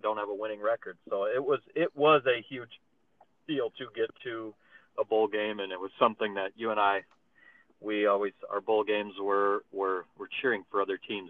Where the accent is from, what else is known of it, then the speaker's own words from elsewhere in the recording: Cedar Falls, Iowa, United States; I was born and raised in Cedar Falls